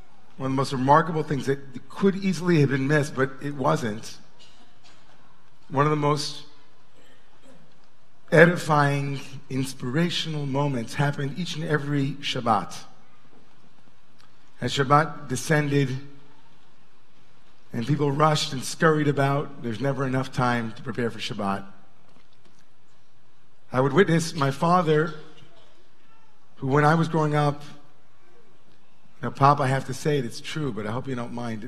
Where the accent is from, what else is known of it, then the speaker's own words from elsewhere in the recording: Long Island, New York, United States; We grew up in Long Island, you know, they pumped our gas for us.